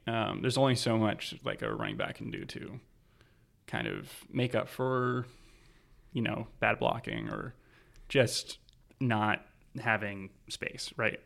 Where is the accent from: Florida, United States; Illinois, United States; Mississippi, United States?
Florida, United States; Jacksonville; moved away as an adult; also born or lived in Park City, Utah; I'm from Jacksonville, Florida, originally, born and raised